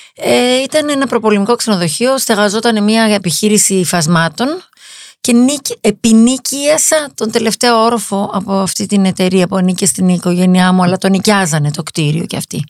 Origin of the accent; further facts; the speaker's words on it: Greece; είμαι Ελληνίδα ναι. και είμαι και Εβραία.